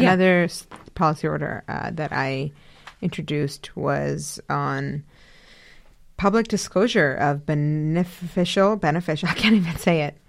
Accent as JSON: {"language": "English", "town": "Karachi", "region": "Sindh", "country": "Pakistan", "tie": "born or raised there", "moved": "yes", "lives_now": "Cambridge, United States", "said": "my homeland. I was born in Karachi."}